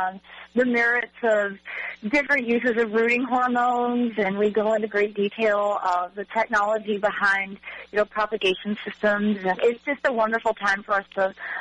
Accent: Michigan, United States; moved away as an adult; also born or lived in North Carolina; now in Fuquay-Varina, United States; I'm originally from Michigan

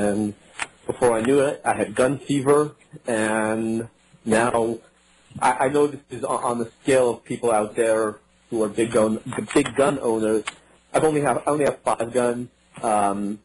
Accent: Los Angeles, California, United States; moved away as an adult; also born or lived in Israel; I grew up in Los Angeles. I lived there for 30 years.

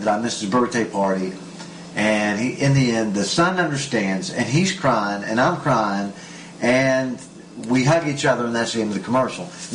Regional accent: West Virginia, United States; now in Israel; from West Virginia, my hometown, my home state.

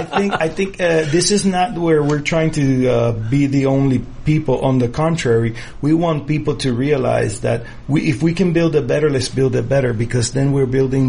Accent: United States; I am proud as an American

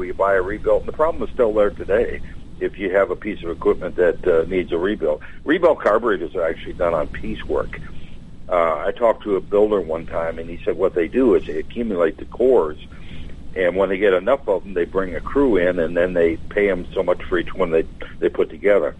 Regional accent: Wisconsin, United States; moved away; I'm from Wisconsin originally

